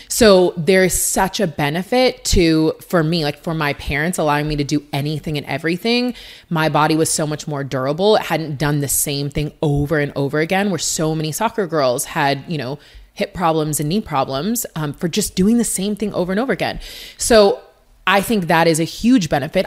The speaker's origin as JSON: {"language": "English", "town": "Seattle", "region": "Washington", "country": "United States", "tie": "born or raised there", "said": "University of Washington in my hometown"}